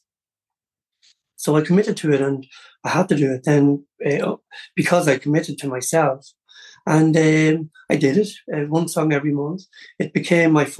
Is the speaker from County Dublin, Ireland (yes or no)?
no; County Louth, Ireland; also born or lived in Cleveland, Ohio, United States; being Irish